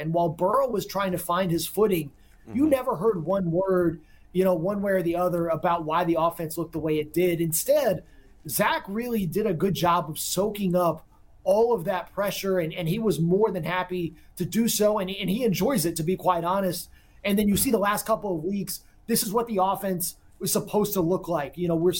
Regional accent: Texas, United States; I'm a Texan at heart

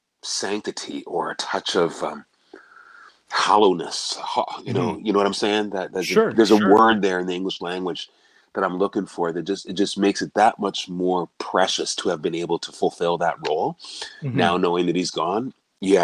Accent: Canada; To be able to announce for Steve Nash as a Canadian, right?

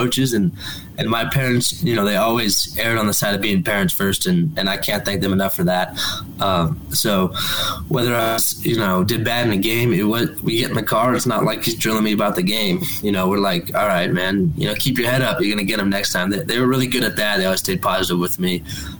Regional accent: Claremont, California, United States; born or raised there; also born or lived in Corona

